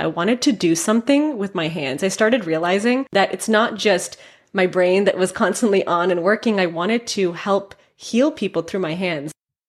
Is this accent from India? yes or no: yes; Mumbai, Maharashtra, India; also born or lived in San Francisco; So I was born in San Francisco, but my parents wanted us to experience our culture. I'm Indian. And so we moved to Bombay, India when I was 5.